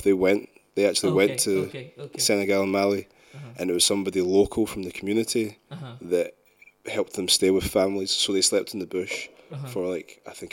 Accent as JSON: {"language": "English", "town": "Glasgow", "region": "Scotland", "country": "United Kingdom", "tie": "born or raised there", "also_born_or_lived": "London", "said": "I was born in the East End of Glasgow"}